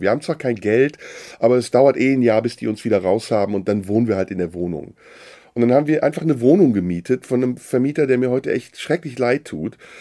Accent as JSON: {"language": "German", "area": "between Düsseldorf and Cologne", "region": "North Rhine-Westphalia", "country": "Germany", "tie": "born or raised there", "also_born_or_lived": "Istanbul, Turkey", "said": "Ich bin in Deutschland aufgewachsen, relativ früh äh, hier hingekommen mit zwei im Rheinland"}